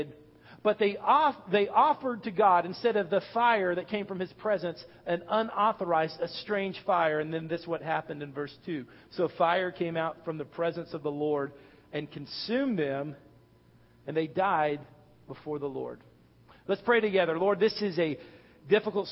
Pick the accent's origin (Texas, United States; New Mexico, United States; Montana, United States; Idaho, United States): Texas, United States; North; I'm from Texas, North Texas, which is plains, very little hills